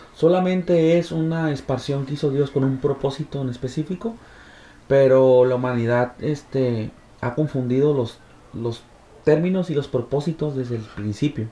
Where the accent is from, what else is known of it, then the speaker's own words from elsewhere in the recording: Mexico; en mi sociedad, en mi colonia, en mi país